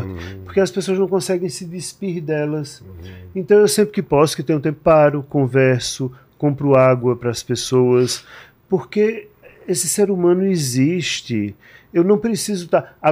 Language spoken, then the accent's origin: Portuguese; Northeast Region, Brazil; now in São Paulo, Brazil; eu me mudei para São Paulo não faz muito tempo, e como eu venho do Nordeste, o Nordeste que já é uma região pobre, isso é menos visível.